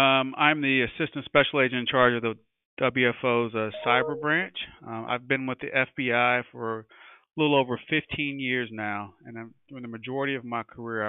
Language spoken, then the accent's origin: English; Kansas City, Missouri, United States; I'm from Kansas City, Missouri, so I'm a really big Chiefs fan.